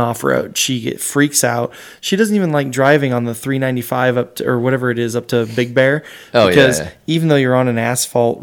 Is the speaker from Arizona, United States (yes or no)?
yes; Arizona, United States; I grew up in Arizona. We are a border state as well